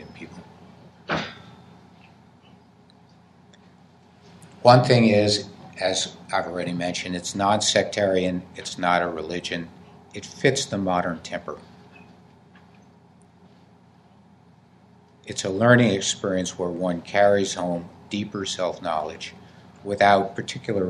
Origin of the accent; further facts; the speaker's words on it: New Jersey, United States; I come from New Jersey